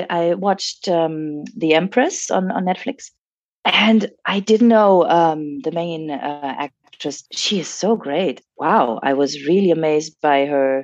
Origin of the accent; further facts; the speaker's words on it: France; moved away; I speak French fluently and I was raised in France